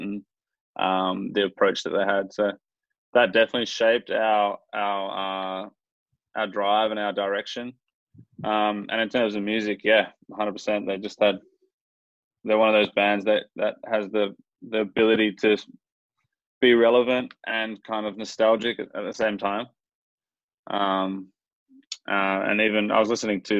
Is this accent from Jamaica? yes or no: no; Mandurah, Western Australia, Australia; we were growing up in Mandurah, so we'd come up to the city